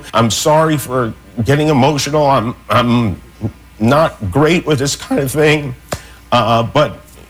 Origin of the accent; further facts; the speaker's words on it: Las Vegas, Nevada, United States; Las Vegas, which happens to be my hometown and Cleto's hometown, Cleto Sr.'s hometown.